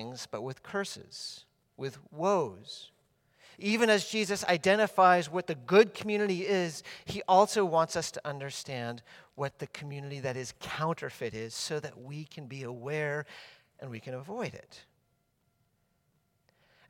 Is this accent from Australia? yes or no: no; Massachusetts, United States; when I was growing up in Massachusetts, our house was right up against a forest in the backyard area